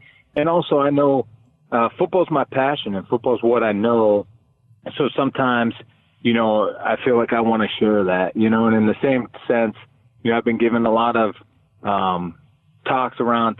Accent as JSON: {"language": "English", "town": "Pittsburgh", "region": "Pennsylvania", "country": "United States", "tie": "born or raised there", "also_born_or_lived": "Oakland", "moved": "as an adult", "said": "growing up in Western Pennsylvania, you know, in Pittsburgh"}